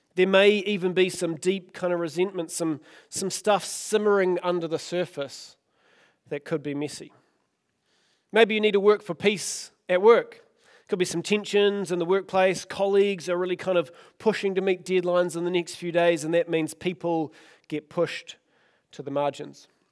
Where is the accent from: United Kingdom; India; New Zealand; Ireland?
New Zealand; Oamaru, Otago; I grew up in Omaru